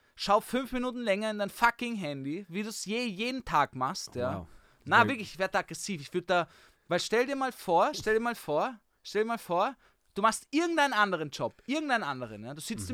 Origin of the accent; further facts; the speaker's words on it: Vienna, Austria; ich bin auch Wiener